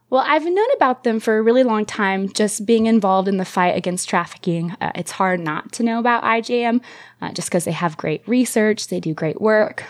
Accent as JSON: {"language": "English", "country": "United States", "tie": "born or raised there", "said": "growing up in America"}